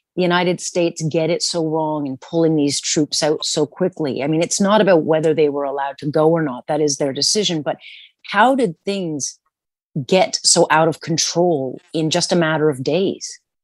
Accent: Canada; as a Canadian

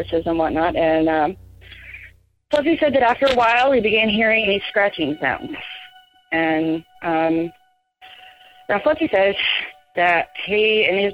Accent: Oklahoma, United States; moved away as an adult; now in New Mexico, United States; I'm from Oklahoma, but military's got me living in New Mexico at the moment

